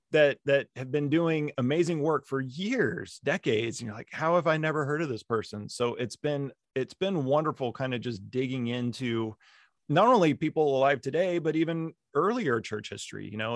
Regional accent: Las Vegas, Nevada, United States; moved away as an adult; also born or lived in Central Virginia; I grew up in Las Vegas

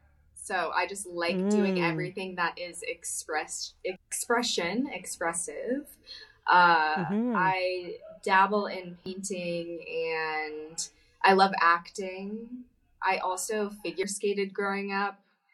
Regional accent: Madison, Wisconsin, United States; moved away; I am from Madison, Wisconsin.

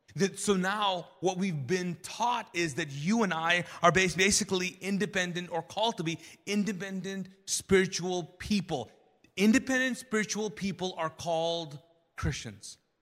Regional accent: Kuwait; now in United States; I grew up Muslim in, in Kuwait and as a Pakistani

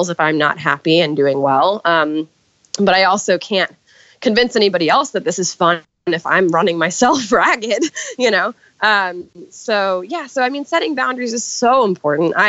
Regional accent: New York City, New York, United States; I grew up in Manhattan

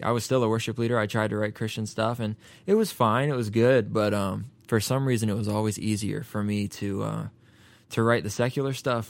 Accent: Raleigh, North Carolina, United States; moved away as an adult; now in Nashville, United States; I'm from North Carolina, and, uh, in Raleigh, you just don't go out every night

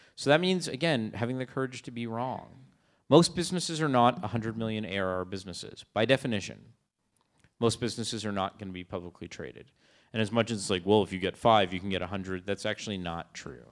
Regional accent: Canada; I'm Canadian

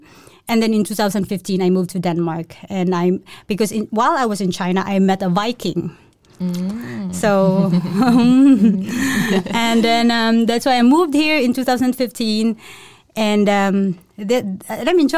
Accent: Cebu, Central Visayas, Philippines; but yeah, I'm from the Philippines. Mm-hmm. I grew up in a place called Cebu. It's actually in the middle of the Philippines, and it's like, you used to say, 15 minutes to the sea and tropical country.

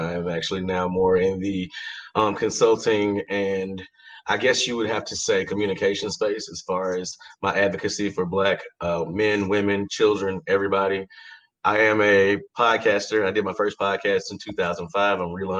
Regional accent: Birmingham, Alabama, United States; I also am from Birmingham, Alabama

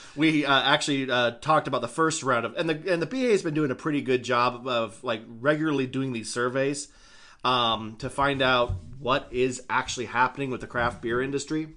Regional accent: Idaho, United States; my home state, while having stupid ass, uh, alcohol laws, not as bad as they could be

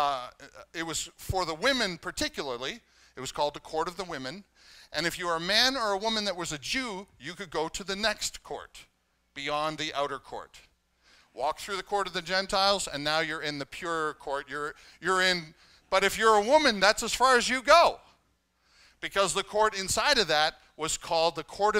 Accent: Canada; now in United States; I'm Canadian

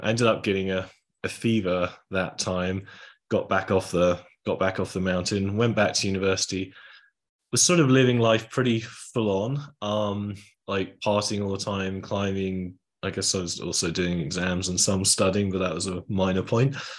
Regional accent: England, United Kingdom; I was from England.

